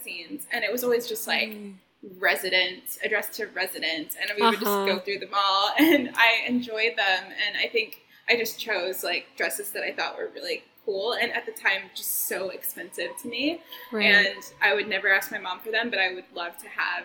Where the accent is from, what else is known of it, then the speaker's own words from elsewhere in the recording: Oklahoma, United States; moved away; I'm from Oklahoma